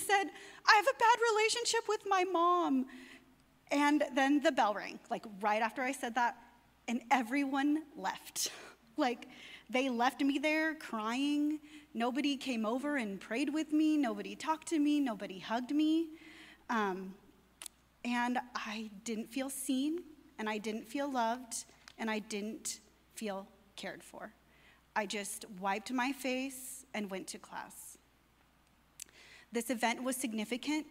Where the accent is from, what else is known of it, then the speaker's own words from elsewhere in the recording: near Palm Springs, California, United States; I was raised Roman Catholic near Palm Springs, California